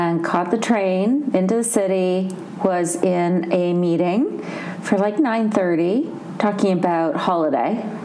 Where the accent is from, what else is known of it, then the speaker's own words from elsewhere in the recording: Canada; moved away; I'm from Canada originally